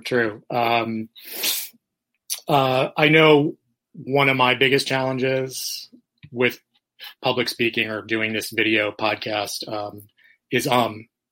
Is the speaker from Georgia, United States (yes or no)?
no; New York City, New York, United States; now in Florida, United States; I'm originally from New York